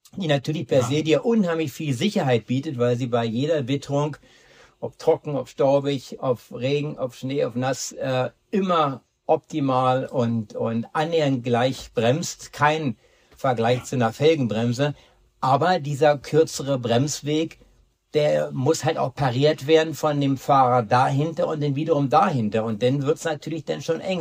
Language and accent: German; Berlin, Germany; ich komme ja aus Berlin